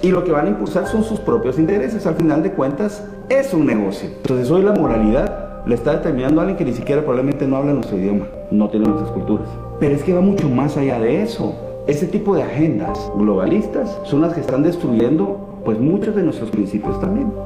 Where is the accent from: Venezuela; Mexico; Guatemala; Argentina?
Guatemala; yo sí lo viví en mi país. Yo era del segundo año de, diputado, era miembro de la Comisión de Gobernación del Congreso de la República.